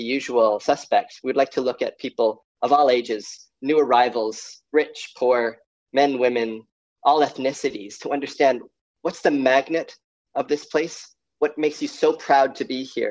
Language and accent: English; Canada; moved away as an adult; now in Tasmania, Australia; I grew up in Canada